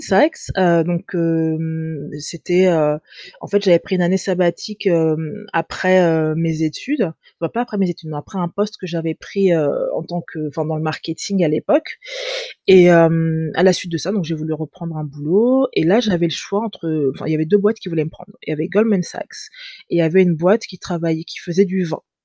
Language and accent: French; France; also born or lived in England / Angola (ancestry); J'ai grandi en France, j'ai étudié en France jusqu'à l'âge de 19 ans.